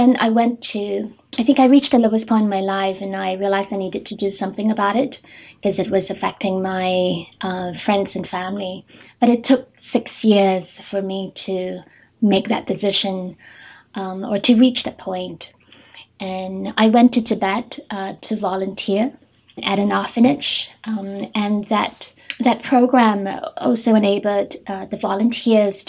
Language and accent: English; Singapore; moved away as an adult; now in Tokyo, Japan; I'm originally from Singapore, and I've been living and working in Japan for the past 12-13